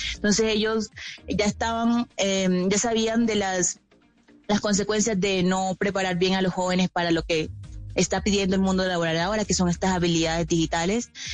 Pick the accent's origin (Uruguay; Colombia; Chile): Colombia; La Guajira; personalmente vengo de La Guajira, así que esto fue parte eh, de mi infancia, adolescencia